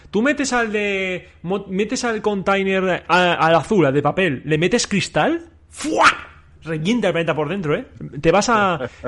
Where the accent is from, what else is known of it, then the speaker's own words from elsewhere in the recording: Catalonia, Spain; Aquí no se tira nada, somos catalanes